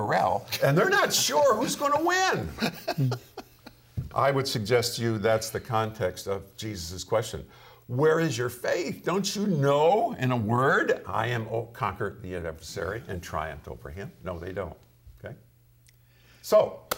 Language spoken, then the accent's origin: English; Michigan, United States; I grew up in Michigan Lakes